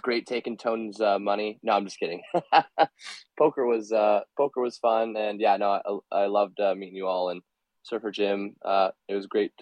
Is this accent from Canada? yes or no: yes; Canada; I'm from Canada